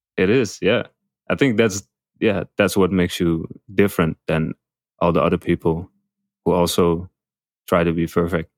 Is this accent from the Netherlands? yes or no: yes; Amsterdam, North Holland, Netherlands; moved away as an adult; now in Bangkok, Thailand; I'm from Amsterdam, Netherlands